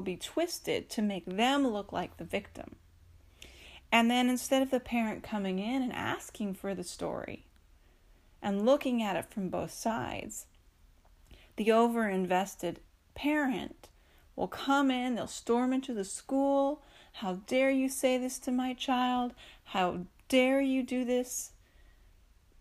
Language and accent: English; East Coast, United States; I grew up on the East Coast